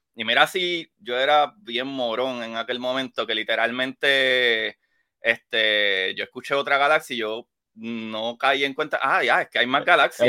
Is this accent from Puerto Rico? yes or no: yes; Puerto Rico; como puertorriqueño